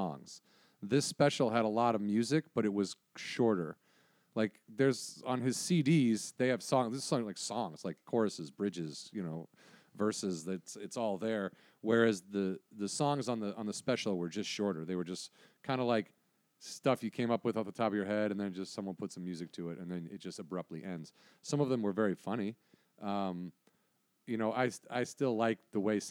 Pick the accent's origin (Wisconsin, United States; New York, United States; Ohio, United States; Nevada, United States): Wisconsin, United States; growing up in Wisconsin